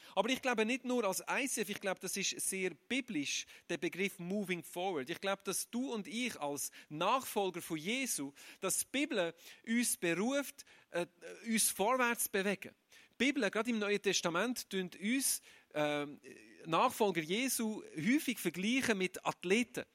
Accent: Aargau, Switzerland; Ich bin kein Zürcher. Ich bin ein Aargauer

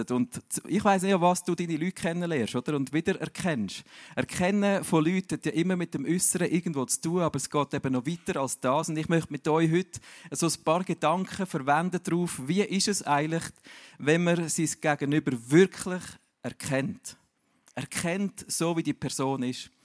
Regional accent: Zürich, Switzerland; Ich bin ja eigentlich äh, in Zürich daheim, aber meine Eltern sind beide Berner.

